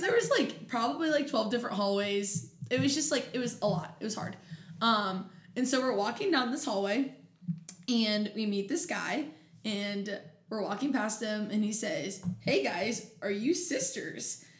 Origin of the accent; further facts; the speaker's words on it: Grove City, Ohio, United States; also born or lived in Canton, Ohio; I am from Columbus, Ohio, from a suburb called Grove City